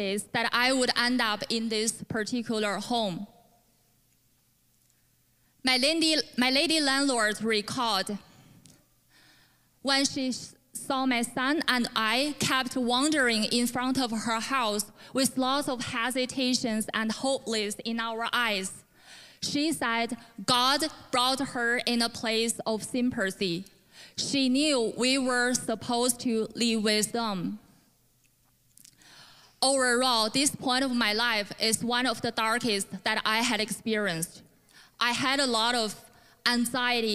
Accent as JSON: {"language": "English", "country": "China", "tie": "born or raised there", "second_language": "English", "moved": "as an adult", "lives_now": "Canada", "said": "I was born in China, but moved to Canada in 2015"}